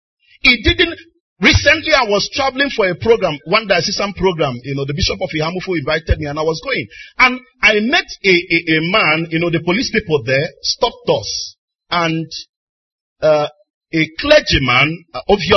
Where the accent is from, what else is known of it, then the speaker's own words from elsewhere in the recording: Onitsha, Anambra, Nigeria; A young boy, I grew up in Onitsha